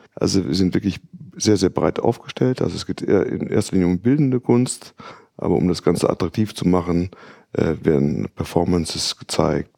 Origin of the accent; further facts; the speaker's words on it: Netherlands; now in Düsseldorf, Germany; ich bin in Holland aufgewachsen